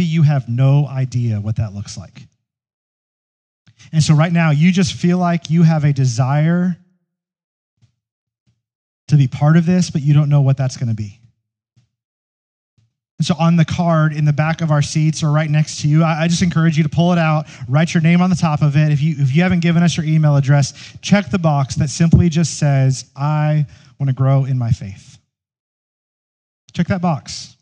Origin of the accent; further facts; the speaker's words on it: United States; American Christians